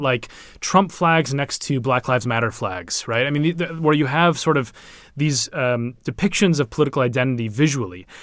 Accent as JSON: {"language": "English", "town": "Minneapolis", "region": "Minnesota", "country": "United States", "moved": "yes", "lives_now": "London, United Kingdom", "said": "I'm from Minneapolis"}